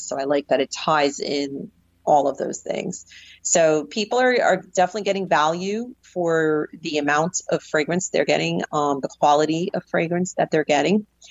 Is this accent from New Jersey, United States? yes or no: yes; New Jersey, United States; also born or lived in New York City; growing up in the North Jersey area